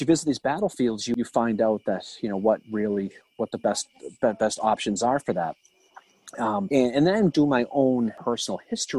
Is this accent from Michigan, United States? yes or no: no; Boston, Massachusetts, United States; I grew up in Boston, just outside of the city